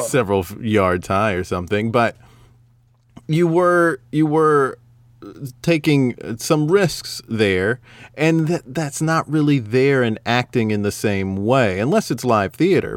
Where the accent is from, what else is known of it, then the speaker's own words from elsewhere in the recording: the South, United States; I'm not only just as American, I'm from the South